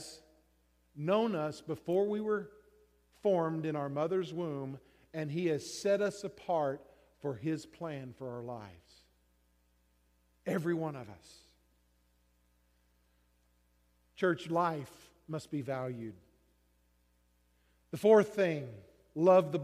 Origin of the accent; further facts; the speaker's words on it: Texas, United States; moved away; I grew up in Texas